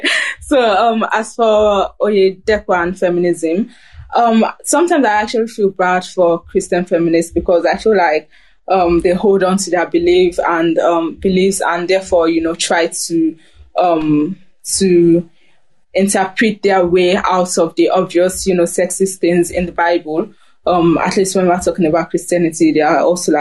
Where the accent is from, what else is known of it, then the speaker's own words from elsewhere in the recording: Germany; I grew up in Germany